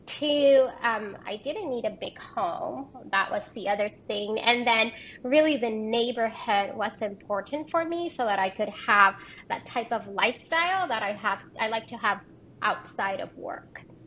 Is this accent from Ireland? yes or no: no; Puerto Rico; moved away as an adult; also born or lived in Rio Grande Valley, Texas; now in Houston, United States; I am originally from Puerto Rico and have been in the state of Texas